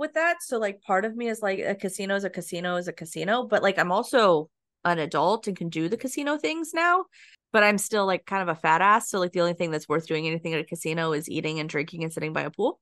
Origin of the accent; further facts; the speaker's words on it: near Laughlin / Las Vegas, Nevada, United States; moved away; I grew up by Laughlin in Vegas.